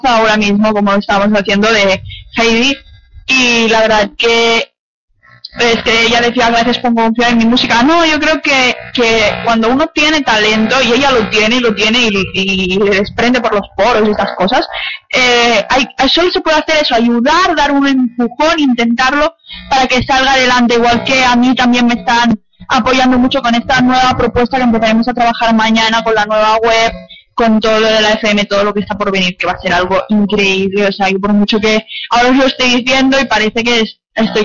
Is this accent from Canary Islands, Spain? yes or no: no; Barcelona, Catalonia, Spain; también soy de Barcelona